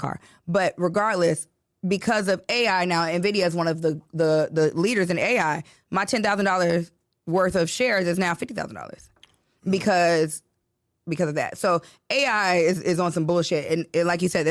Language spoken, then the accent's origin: English; Chicago, Illinois, United States; I grew up in Chicago